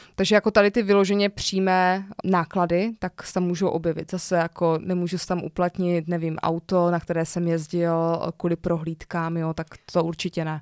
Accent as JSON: {"language": "Czech", "country": "Czechia"}